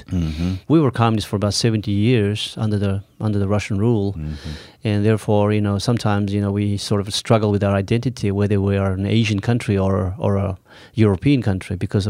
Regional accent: Mongolia; I am from Mongolia.

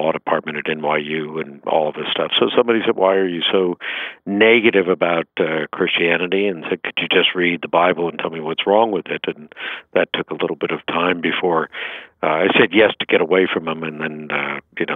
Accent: New York City, New York, United States; I grew up in Broadway after World War II.

